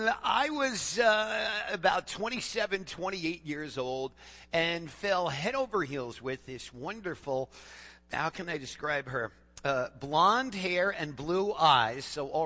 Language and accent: English; Phoenix, Arizona, United States; She said, oh, you're not from around here. I said, no, I'm from Phoenix, Arizona.